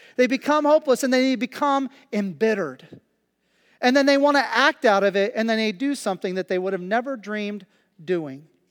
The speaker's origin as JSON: {"language": "English", "region": "Kansas", "country": "United States", "tie": "born or raised there", "moved": "yes", "lives_now": "Pennsylvania, United States", "said": "I've been in Kansas for three weeks, and, uh, and, and it's a very slow pace, uh, especially in my hometown"}